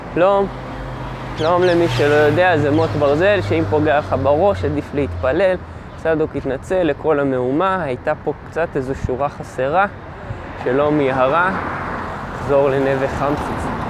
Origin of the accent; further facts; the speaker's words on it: Israel; גדלתי בקיבוץ